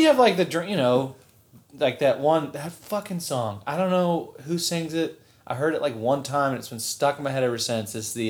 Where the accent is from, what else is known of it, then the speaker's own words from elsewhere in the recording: Folly Beach, South Carolina, United States; I'm from Folly Beach, where are you?